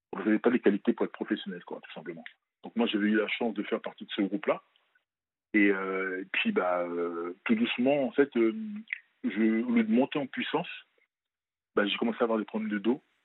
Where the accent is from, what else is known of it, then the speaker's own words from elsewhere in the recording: France; also born or lived in Benin; je suis né au Bénin, mais je pas, j'ai pas grandi là-bas. Et euh, je suis venu à l'âge de 5-6 ans en France.